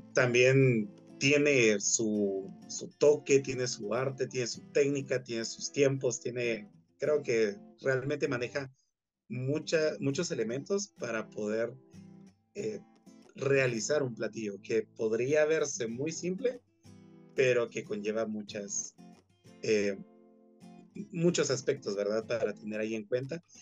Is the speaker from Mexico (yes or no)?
no; Guatemala; todo lo que nos representa como guatemaltecos